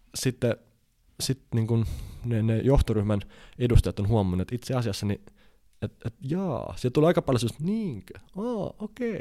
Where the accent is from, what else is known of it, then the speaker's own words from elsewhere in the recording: Finland; mä oon Suomesta